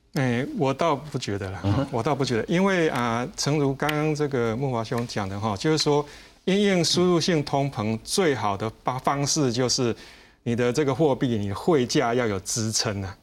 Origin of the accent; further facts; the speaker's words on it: Taiwan; 我们台湾人很喜欢去日本玩